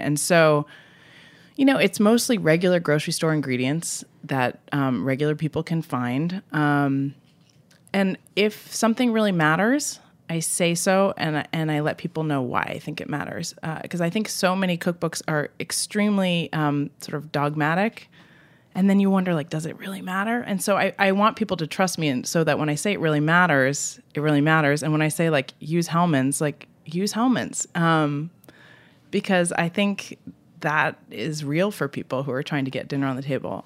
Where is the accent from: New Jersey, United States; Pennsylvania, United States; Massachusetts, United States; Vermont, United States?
Vermont, United States; moved away as an adult; also born or lived in Boston; now in San Francisco, United States; I grew up in Vermont, uh, and I lived in Boston